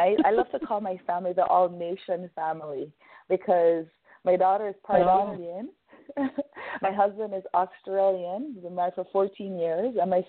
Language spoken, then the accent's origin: English; Montego Bay, Saint James, Jamaica; now in Vancouver, Canada; I'm Jamaican born from St. James, Montego Bay, but I've been residing in Canada since 1991.